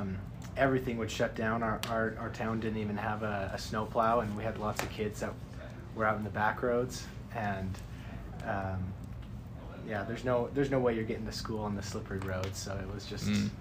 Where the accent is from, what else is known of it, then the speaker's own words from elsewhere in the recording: Nashville, Tennessee, United States; moved away; I'm from Nashville.